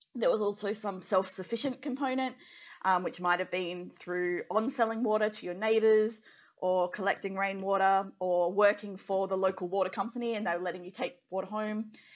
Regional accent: Western Australia, Australia; growing up in Western Australia, and my dad's like oil and gas

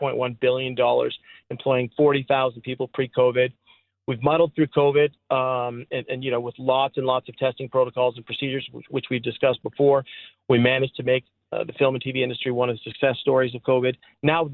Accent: Canada; a Canadian novel that you and I were probably forced to read as part of Canadian literature growing up

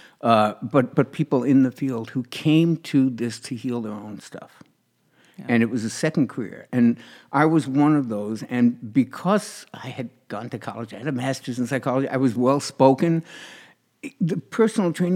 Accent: New York, United States; I was in New York, in my hometown

